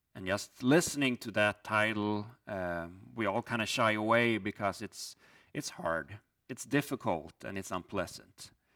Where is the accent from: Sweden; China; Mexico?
Sweden; moved away as an adult; now in Hinsdale, United States; I'm originally from Sweden, came to the U S twenty-one years ago as a student